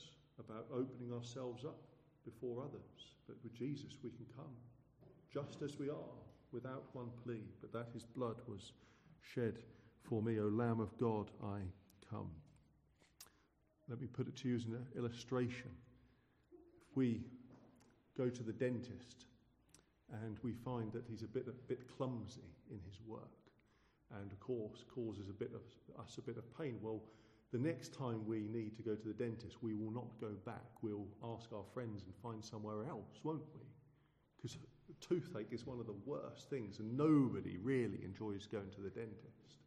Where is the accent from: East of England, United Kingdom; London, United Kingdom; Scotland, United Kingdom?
East of England, United Kingdom; Suffolk; growing up in Suffolk, where I'm from.